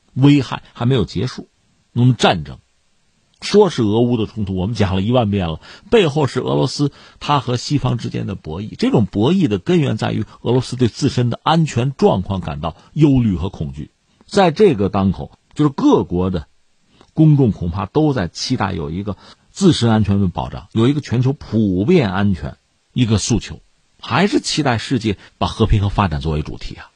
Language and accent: Chinese; China; 我们中国人